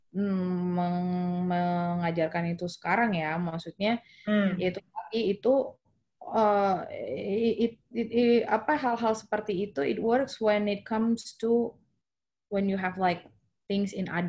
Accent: North Sumatra, Indonesia; kalau gue yang gue tahu karena gue orang Batak gitu ya

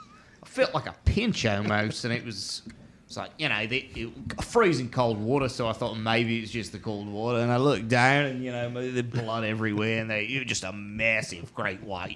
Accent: Australia; You are, my friend. I'm from Australia.

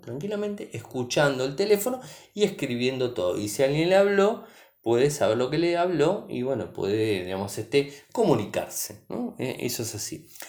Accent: Argentina; soy de Argentina

